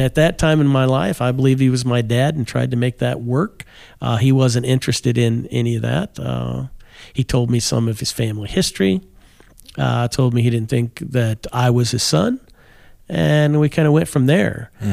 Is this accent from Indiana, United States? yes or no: yes; Kokomo, Indiana, United States; I grew up in, uh, Kokomo, Indiana